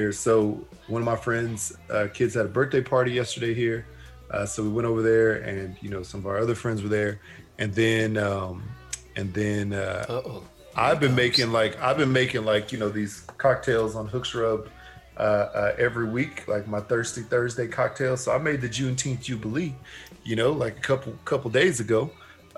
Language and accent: English; Texas, United States; growing up in Texas